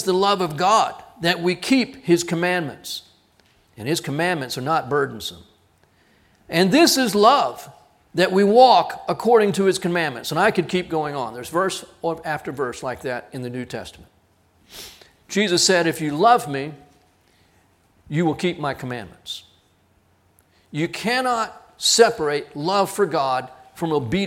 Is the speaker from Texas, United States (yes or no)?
yes; Corpus Christi, Texas, United States; we grew up down in Corpus